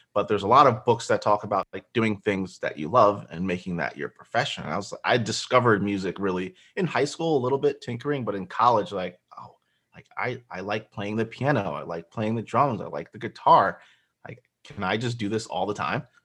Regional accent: Central New Jersey, United States; also born or lived in Nigeria; I was born in Nigeria. I grew up in New Jersey from, like, age one and a half until thirty-five. So, pretty much New Jersey boys, uh, Central Jersey

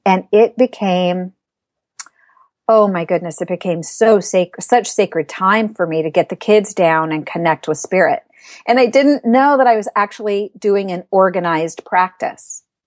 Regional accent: Arizona, United States; also born or lived in Southern California; now in Northern California, United States; I'm from Arizona

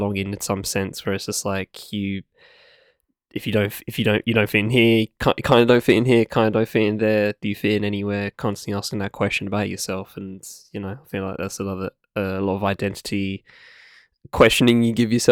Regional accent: United Kingdom; also born or lived in London; I've lived like an hour outside of London for most of my life, but I was born in London.

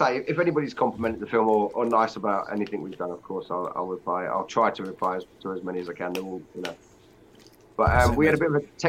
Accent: Middlesbrough, North East England, United Kingdom; I'm originally from Middlesbrough. So yeah, I'm from Borough, Borough boy, born and bred.

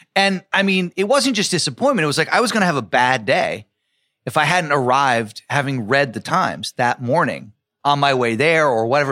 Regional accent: New York City, New York, United States; also born or lived in Providence; as a kid, even growing up in New York

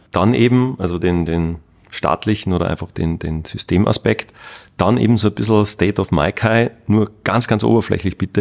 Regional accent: Salzburg, Austria; da bei uns in Österreich, da in Salzburg

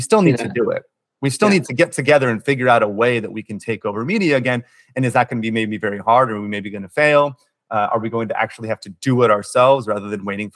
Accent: California, United States; my home state of California

